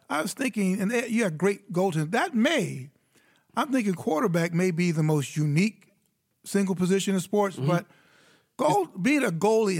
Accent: Chicago, Illinois, United States; I grew up in Chicago, and I grew up on the Blackhawks.

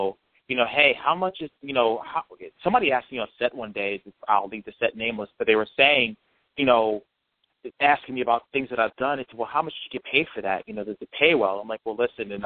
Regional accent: New Jersey, United States; I was growing up in North Jersey at the time

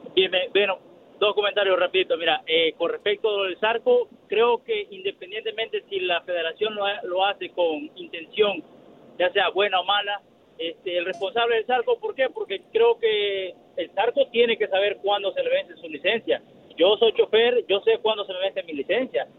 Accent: El Salvador; me siento bien como, salvadoreño

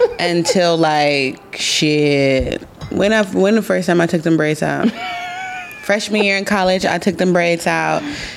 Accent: Midwest, United States; I'm from the Midwest.

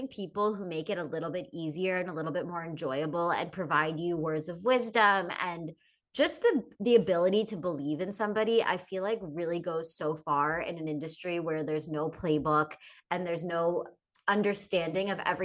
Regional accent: Pennsylvania, United States; we're both from Pennsylvania

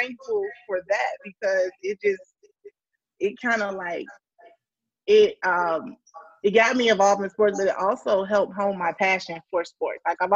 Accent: Miami, Florida, United States; I was born and raised in Miami, Florida

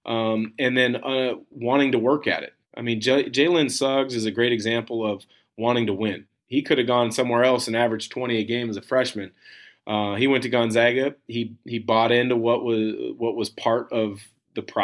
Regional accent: Portland, Oregon, United States; I grew up in the Portland area

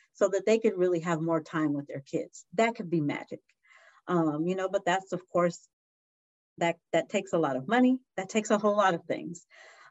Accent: San Diego, California, United States; I was born and raised in San Diego

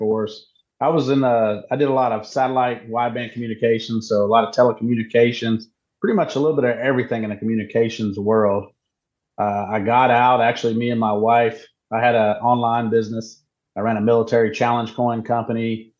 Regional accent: Hickory, North Carolina, United States; moved away as an adult; now in Nevada, United States; growing up in North Carolina

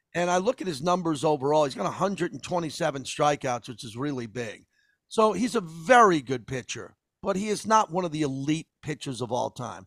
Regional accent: Massapequa, New York, United States; growing up in Massapequa, Long Island.

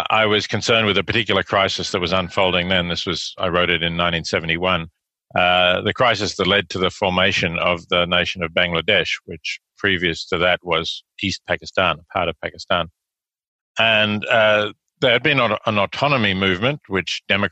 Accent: Australia; accent: Australian; moved away as an adult; also born or lived in Oxford, United Kingdom / New York, United States; now in Princeton, United States; As your listeners can probably tell from my accent, I'm Australian by background. I grew up in Australia

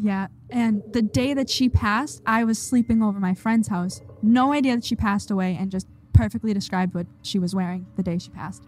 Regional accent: Holbrook, Massachusetts, United States; We are from Holbrook

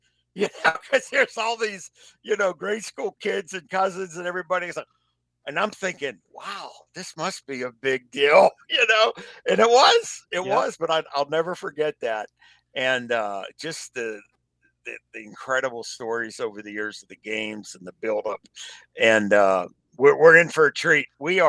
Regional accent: Pittsburgh, Pennsylvania, United States; growing up in Pennsylvania, growing up in Pittsburgh

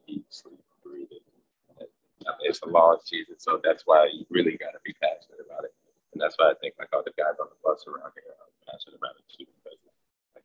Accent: Atlanta, Georgia, United States; moved away; also born or lived in Detroit; I'm from Atlanta

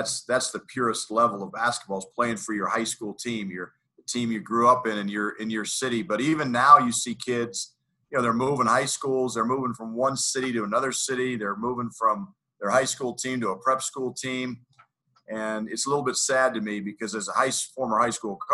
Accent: Greeley, Colorado, United States; also born or lived in Lawrence, Kansas / Boulder, Colorado; I worked in Greeley, Colorado, which is my hometown.

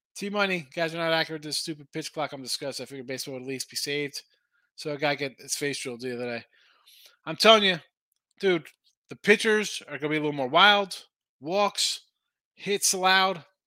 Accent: New Jersey, United States; moved away; I'm from Jersey

